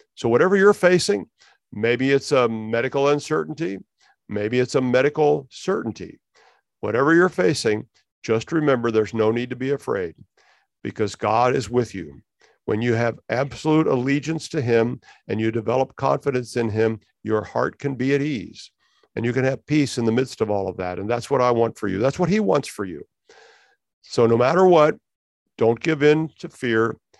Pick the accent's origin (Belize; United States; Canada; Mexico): United States; we as American Christians